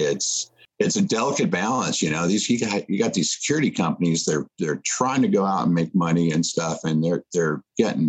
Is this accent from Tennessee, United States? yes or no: yes; Nashville, Tennessee, United States; my hometown in Nashville